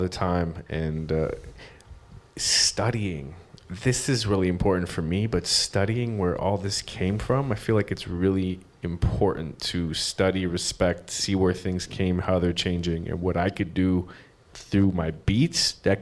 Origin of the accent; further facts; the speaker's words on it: Canada; now in United States; I'm an immigrant, I'm Canadian in America